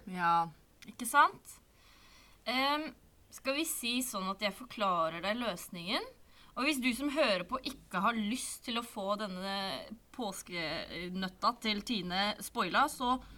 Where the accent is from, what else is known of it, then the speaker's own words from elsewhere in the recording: Sande, Vestfold, Norway; jeg kommer fra Sande i Vestfold, som ikke eksisterer lenger. Nå heter det Holmestrand i Vestfold og Telemark